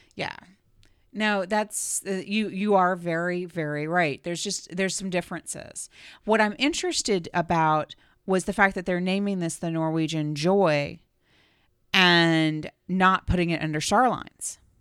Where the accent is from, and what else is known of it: United States